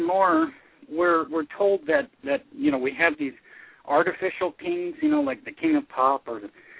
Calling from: Tucson, Arizona, United States; I'm calling from like the deserts just outside of Tucson, Arizona.

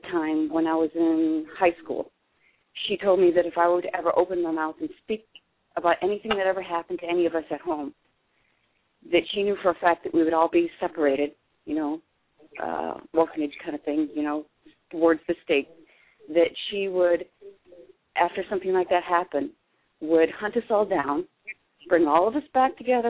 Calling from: Pennsylvania, United States; from Pennsylvania.

